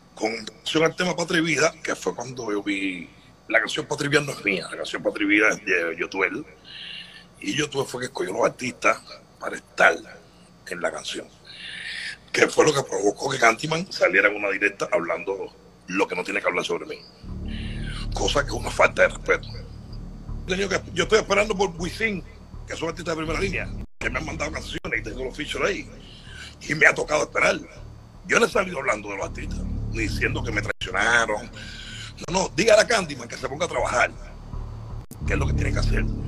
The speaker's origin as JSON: {"language": "Spanish", "country": "Cuba", "moved": "yes", "said": "como cualquier cubano"}